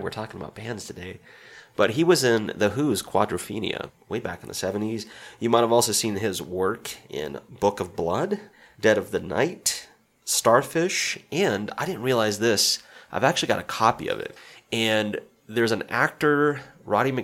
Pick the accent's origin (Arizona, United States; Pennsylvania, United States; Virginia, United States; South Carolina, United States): South Carolina, United States; my home state of South Carolina